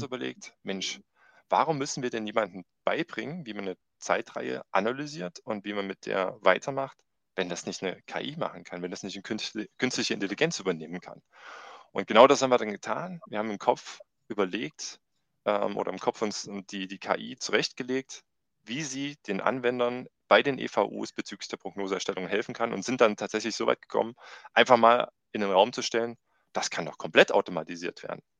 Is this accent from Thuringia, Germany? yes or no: yes; Thuringia, Germany; also born or lived in Ilmenau; komme auch aus dem schönen Thüringen und mhm. habe gar nicht weit von meiner Heimatstadt dann äh, mich entschlossen, in Ilmenau zu studieren.